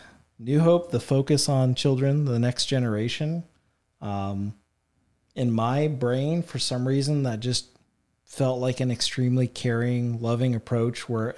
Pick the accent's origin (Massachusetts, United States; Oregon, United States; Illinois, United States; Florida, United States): Illinois, United States; Effingham; Yeah, I was born and raised in Effingham. I lived out in Mason.